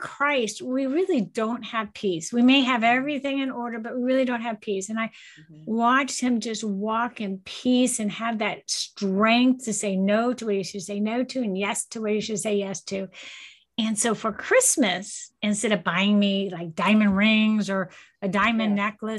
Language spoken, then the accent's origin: English; Cocoa Beach, Florida, United States; I grew up in Cocoa Beach, Florida